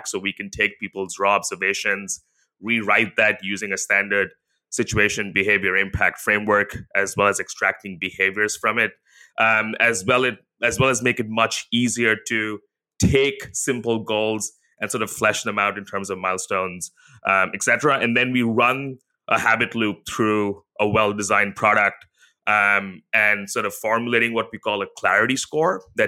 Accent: India; now in Singapore; Yeah, so, you know, I live in Singapore with my wife, where we both grew up in Asia. So I grew up in India.

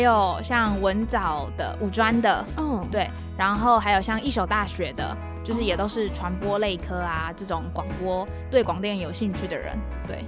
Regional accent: Kaohsiung, Taiwan; 因为我是高雄人

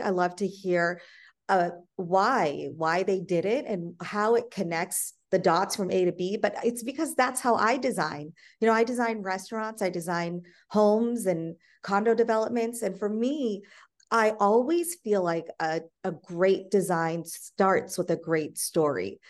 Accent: India; moved away; I'm from India

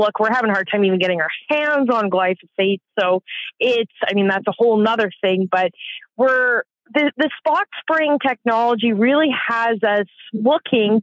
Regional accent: Southern Alberta, Canada; I come from Southern Alberta. I live on an acreage just outside of a small town called Bow Island

